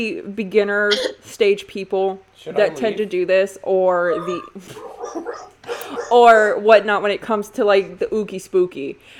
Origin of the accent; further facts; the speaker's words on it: United States; Yes, I'm an American.